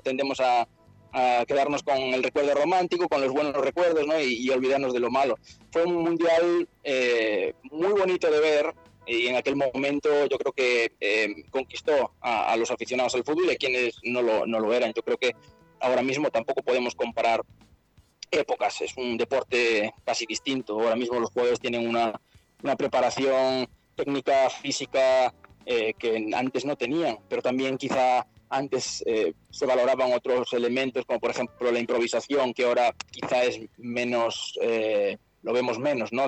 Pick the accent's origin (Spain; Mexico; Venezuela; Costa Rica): Spain; Santiago de Compostela, Galicia; yo soy de Santiago de Compostela, de, de España